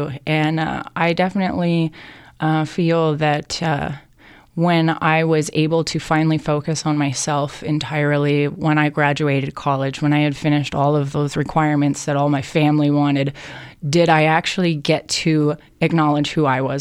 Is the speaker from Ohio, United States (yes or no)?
no; Hawaii, United States; growing up in Hawaii